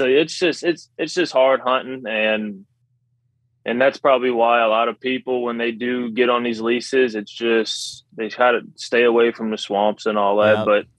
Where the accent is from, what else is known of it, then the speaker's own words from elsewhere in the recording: Louisiana, United States; I'm about 30 minutes west of New Orleans.